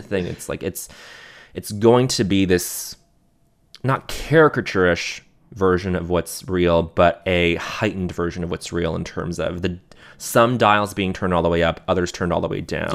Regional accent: Montreal, Quebec, Canada; growing up in Montreal

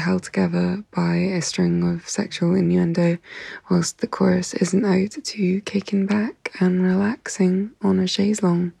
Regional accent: Isle of Wight, South East England, United Kingdom; We're from the Isle of Wight, which is a little island off the south coast of England.

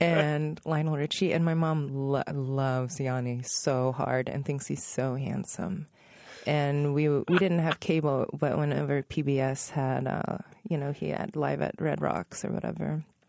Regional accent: Northern Virginia, United States; I was growing up in Northern Virginia

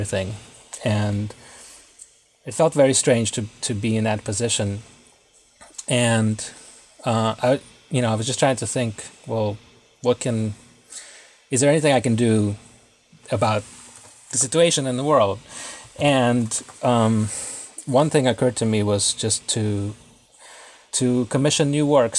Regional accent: Israel; moved away as an adult; also born or lived in Russia; now in Brooklyn, United States; my family moved to Israel when I was a kid. Then I came to the U.S. to go to school and have been living here ever since.

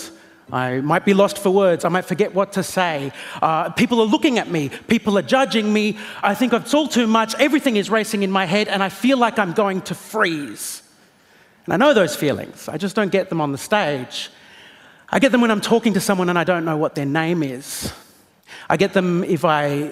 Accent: Australia; I am an Australian comedian.

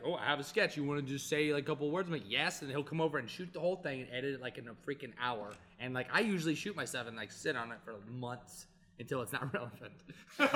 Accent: Mississippi, United States; I'm from Mississippi

